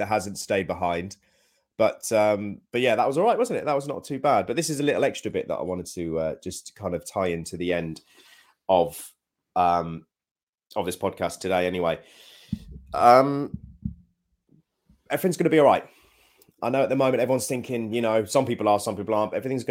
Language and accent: English; United Kingdom; we're very British